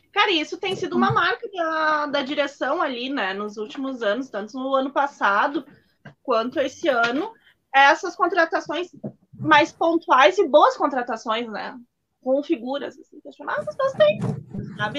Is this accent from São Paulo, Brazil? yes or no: no; Farroupilha, Rio Grande do Sul, Brazil; sou aqui de Farroupilha, né, juventudista ali